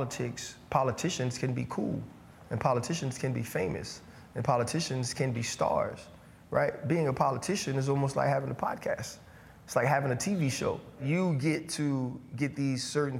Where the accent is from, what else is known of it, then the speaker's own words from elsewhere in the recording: New Orleans, Louisiana, United States; I'm from New Orleans